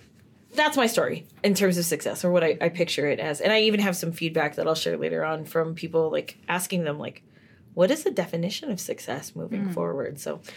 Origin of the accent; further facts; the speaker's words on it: San Francisco, California, United States; So I grew up in San Francisco.